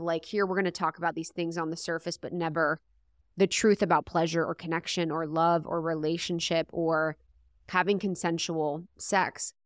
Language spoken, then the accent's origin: English; Ohio, United States; I'm from Ohio